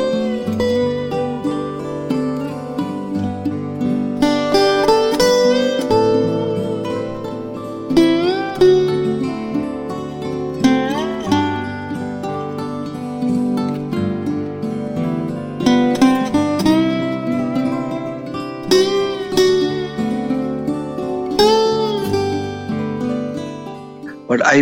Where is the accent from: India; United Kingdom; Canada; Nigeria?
India; I'm an Indian man